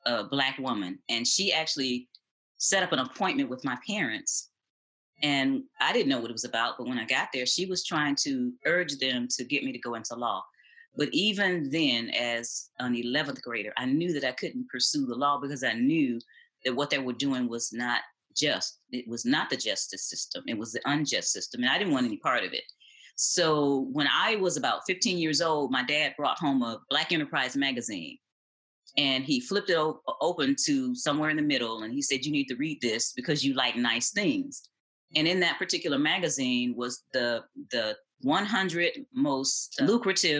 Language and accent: English; Detroit, Michigan, United States; moved away; I'm originally from Detroit, east side of Detroit.